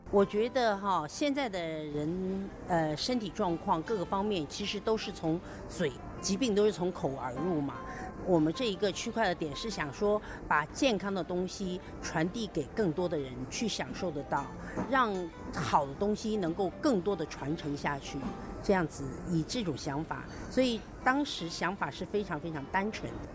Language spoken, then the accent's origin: Chinese; China; moved away as an adult; now in Taiwan; 我是从大陆来，我也算是大陆的女儿，台湾的媳妇